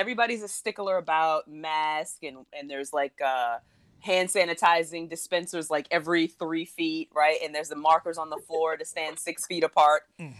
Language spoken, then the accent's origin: English; New Orleans, Louisiana, United States; from New Orleans